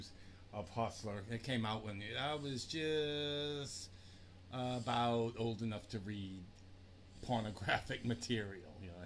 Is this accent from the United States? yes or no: yes; New Orleans, Louisiana, United States; accent: New Orleans; now in New Jersey, United States; My New Orleans accent just stays with me.